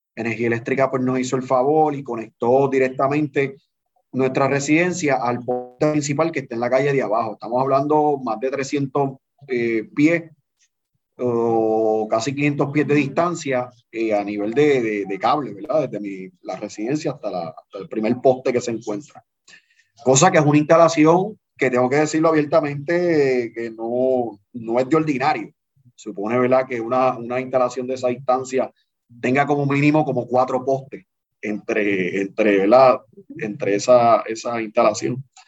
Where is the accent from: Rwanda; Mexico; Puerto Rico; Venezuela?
Puerto Rico; Canóvanas; Yo soy natural de Canóvana, del barrio La Central